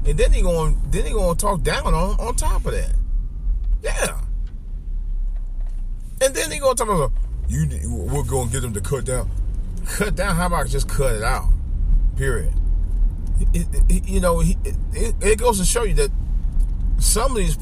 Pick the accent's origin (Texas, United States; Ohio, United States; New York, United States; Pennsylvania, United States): Ohio, United States; Cleveland; my hometown, Cleveland, Ohio